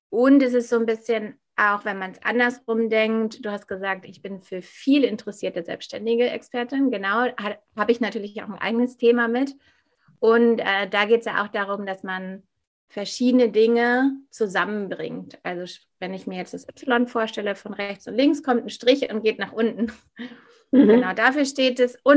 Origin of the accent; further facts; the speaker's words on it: Hamburg, Germany; Genau, ja … ich bin aus Hamburg und ähm, du hast ja schon gesagt, was ich mache.